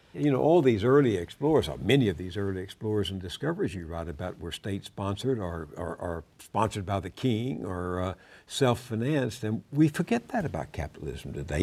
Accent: Texas, United States; my home state of Texas

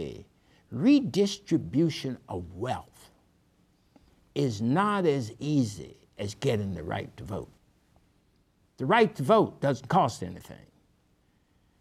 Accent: Arkansas, United States; I grew up in Arkansas

